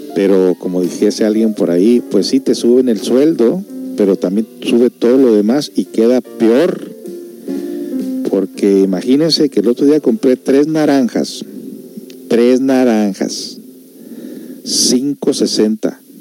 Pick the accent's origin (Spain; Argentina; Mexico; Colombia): Mexico; now in United States; Todos nosotros los que somos de México